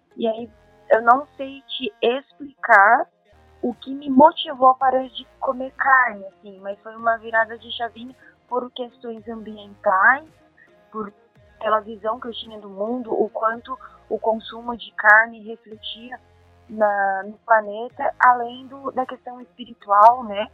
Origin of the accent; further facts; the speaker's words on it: Brazil; also born or lived in Japan; Quando eu saí do Brasil